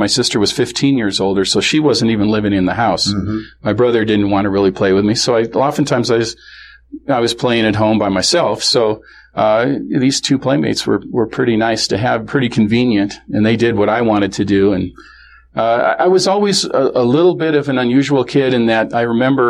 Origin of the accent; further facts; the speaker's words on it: Kenmore, Washington, United States; also born or lived in Seattle; This is in Seattle, or grew up in Kenmore, which is the north end of Seattle, north end of Lake Washington, that area